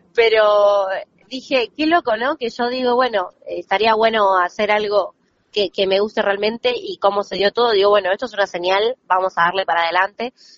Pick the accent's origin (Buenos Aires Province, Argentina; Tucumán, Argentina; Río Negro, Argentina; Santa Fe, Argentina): Buenos Aires Province, Argentina; La Plata; moved away; soy platense, yo nací y me crié allá